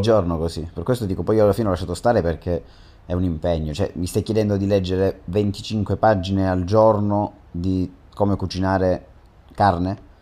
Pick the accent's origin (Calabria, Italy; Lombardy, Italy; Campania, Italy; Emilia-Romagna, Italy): Calabria, Italy; Catanzaro; noi che siamo di Catanzaro